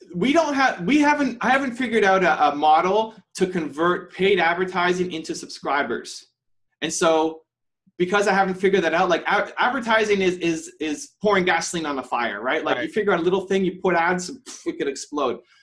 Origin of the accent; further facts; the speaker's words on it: Canada; also born or lived in Toronto; I'm from Canada. I'm, I'm in Toronto right now